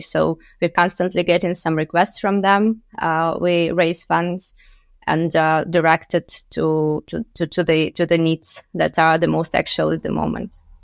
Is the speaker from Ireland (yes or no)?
no; Luhansk, Luhansk Oblast, Ukraine; moved away as an adult; also born or lived in Kyiv, Ukraine; I was born and raised in Lugansk in the eastern part of Ukraine